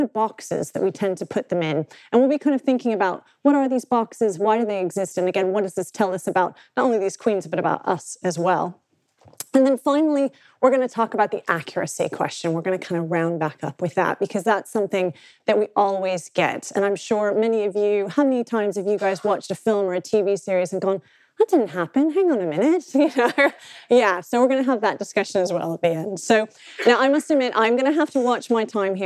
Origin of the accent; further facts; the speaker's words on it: United States; accent: American; moved away; also born or lived in United Kingdom; I am both a British and an American passport holder